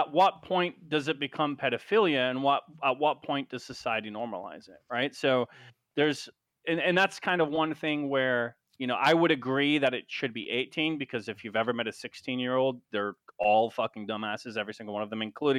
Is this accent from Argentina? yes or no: no; United Kingdom; So, for example, I'm British, right? So I'm a redcoat.